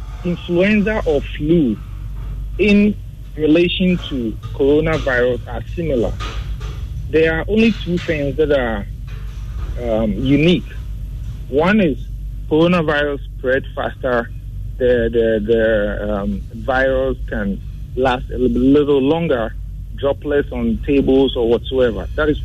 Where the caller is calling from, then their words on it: Tesano, Greater Accra, Ghana; I'm calling from Tesano.